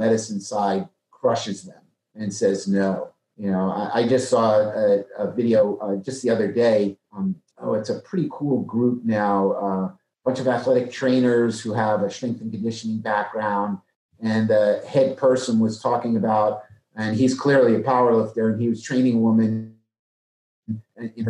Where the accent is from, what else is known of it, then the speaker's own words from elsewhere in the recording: New Jersey, United States; also born or lived in Maryland; now in Dallas, United States; I'm from New Jersey